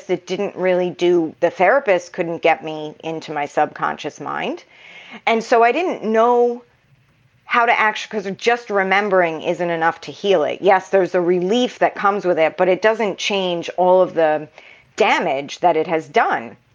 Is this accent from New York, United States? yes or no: yes; New York, United States; also born or lived in Massachusetts; At the time, I'm originally from New York. My family had moved to Massachusetts, and I moved back to New York at 22.